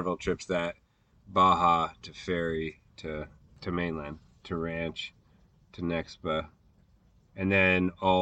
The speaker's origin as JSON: {"language": "English", "town": "Issaquah", "region": "Washington", "country": "United States", "tie": "born or raised there", "said": "I grew up in Issaquah, Washington, just east of Seattle, very close to Snoqualmie Pass"}